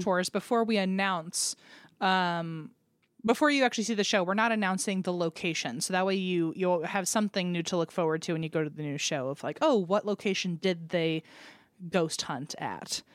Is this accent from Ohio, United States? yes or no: no; Richmond, Virginia, United States; born or raised there; moved away